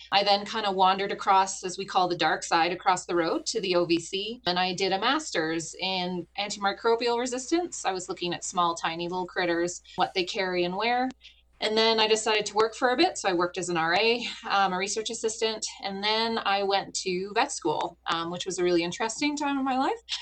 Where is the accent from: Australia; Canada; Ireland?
Canada; moved away as an adult; now in Wyoming, United States; I'm a Canadian in uh, land of Americans